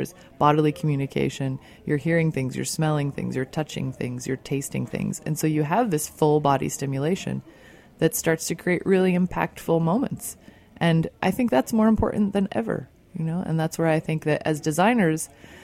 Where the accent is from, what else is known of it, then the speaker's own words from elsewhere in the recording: outside of Chicago, Illinois, United States; I grew up outside of Chicago